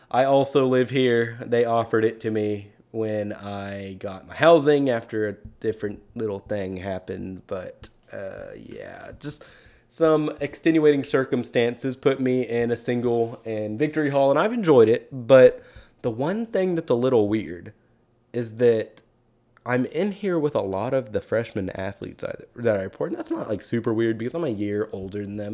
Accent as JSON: {"language": "English", "town": "Keller", "region": "Texas", "country": "United States", "tie": "born or raised there", "moved": "yes", "said": "I drove back to Keller for a little bit back to my hometown"}